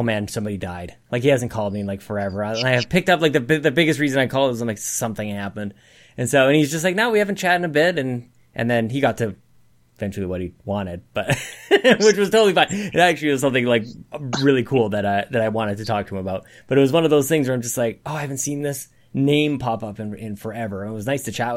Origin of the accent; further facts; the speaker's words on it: Canada; I'm Canadian.